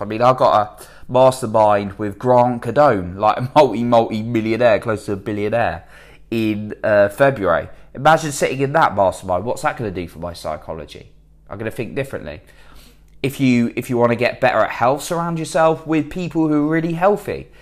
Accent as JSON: {"language": "English", "country": "United Kingdom", "said": "I'm British"}